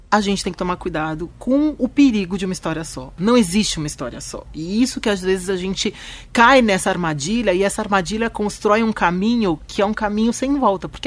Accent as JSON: {"language": "Portuguese", "country": "Turkey", "said": "às vezes eu acho que o árabe tá parando o ônibus mais pra frente só porque eu sou eu sou é, turca"}